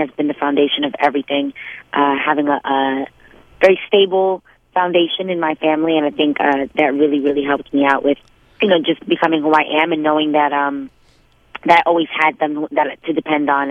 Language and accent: English; New York City, New York, United States; growing up in New York City in the Lower East Side